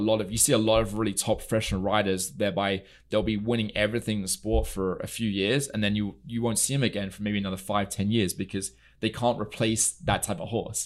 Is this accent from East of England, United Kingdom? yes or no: yes; near Newmarket, East of England, United Kingdom; moved away as an adult; also born or lived in Germany / Mexico / California; now in Palm Beach, United States; I'm originally from England. I grew up in the U K. I was there for the first twenty years of my life.